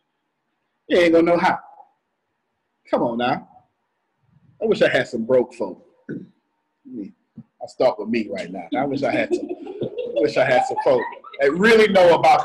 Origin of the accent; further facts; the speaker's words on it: the South, United States; I'm from the South